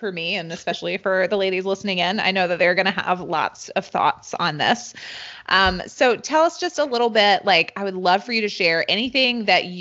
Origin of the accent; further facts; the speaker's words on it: North Carolina, United States; I was born and raised in North Carolina